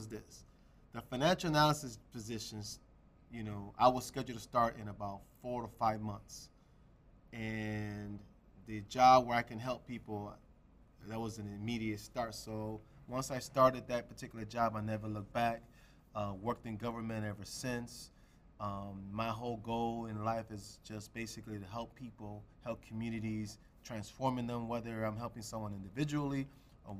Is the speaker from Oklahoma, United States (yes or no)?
no; Chicago, Illinois, United States; I was born and raised in Chicago, grew up in the Humboldt Park community